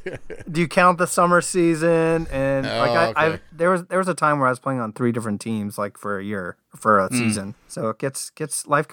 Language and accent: English; California, United States; Yeah, I loved baseball growing up. I grew up just outside Oakland. I would go watch the A's.